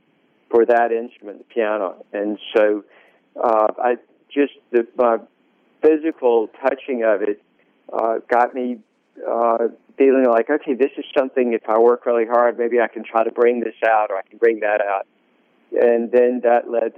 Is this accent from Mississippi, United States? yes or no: yes; Greenville, Mississippi, United States; now in Oxford, United States; I was born in Greenville